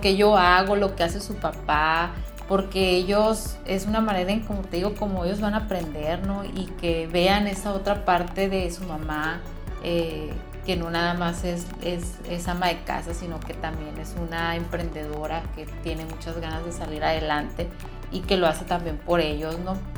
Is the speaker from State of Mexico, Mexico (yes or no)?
no; Caborca, Sonora, Mexico; soy de Caborca, Sonora